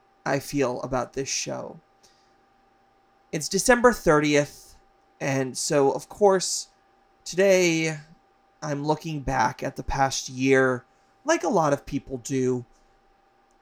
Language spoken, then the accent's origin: English; Hawaii, United States; moved away as an adult; also born or lived in Las Vegas, Nevada / New York; I moved from Hawaii, where I grew up, to Vegas to go to college, to the East Coast, to New York